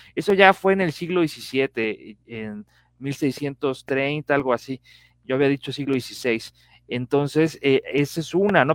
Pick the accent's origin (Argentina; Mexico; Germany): Mexico; como mexicanos